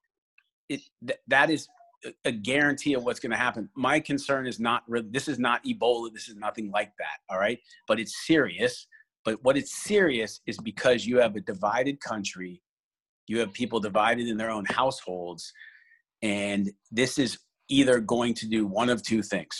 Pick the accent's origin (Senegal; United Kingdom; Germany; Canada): Canada; I'm Canadian